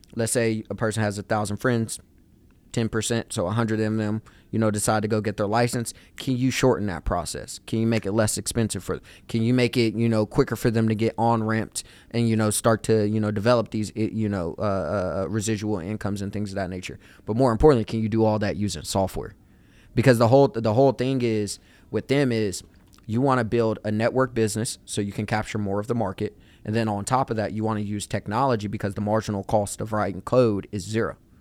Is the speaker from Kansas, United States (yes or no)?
yes; Wichita, Kansas, United States; moved away as an adult; also born or lived in Chicago; now in Atlanta, United States; growing up in Wichita